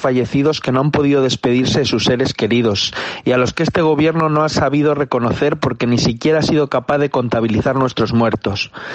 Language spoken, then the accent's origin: Spanish; Spain; nuestro país